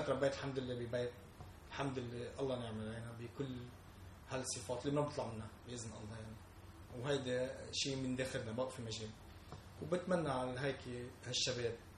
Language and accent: Arabic; Lebanon; نحن كشعب لبناني